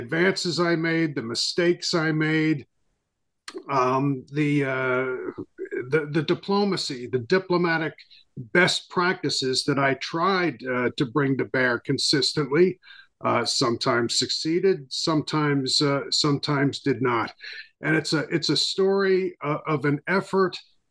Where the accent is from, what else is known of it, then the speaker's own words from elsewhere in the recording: Port Washington, New York, United States; also born or lived in Brooklyn, New York; I was born in Brooklyn, New York, one of the five boroughs of the city of New York. Raised on Long Island, just to the east of the city, in a town called Port Washington